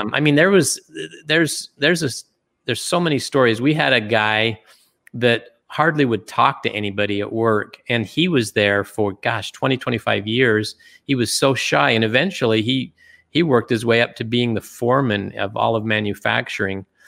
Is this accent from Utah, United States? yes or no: yes; Springville, Utah, United States; also born or lived in Germany; I grew up in Utah